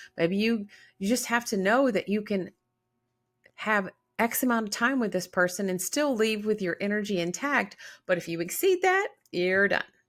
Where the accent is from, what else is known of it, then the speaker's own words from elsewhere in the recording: the South, United States; I was born in the South